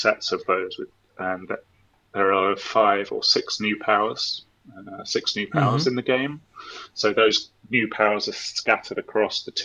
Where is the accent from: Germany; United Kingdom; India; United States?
United Kingdom; England; I'm English